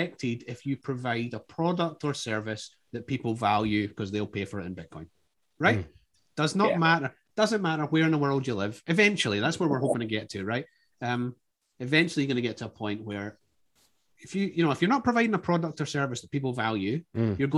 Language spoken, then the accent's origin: English; Scotland, United Kingdom